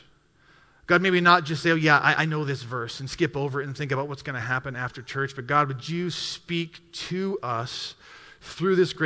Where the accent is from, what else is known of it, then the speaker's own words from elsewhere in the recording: Bitterroot Valley, western Montana, United States; moved away as an adult; also born or lived in Waupaca, Wisconsin / Milwaukee, Wisconsin; I grew up in the western part of Montana, right on the Montana-Idaho border in the Bitterroot Valley, south of Missoula, Montana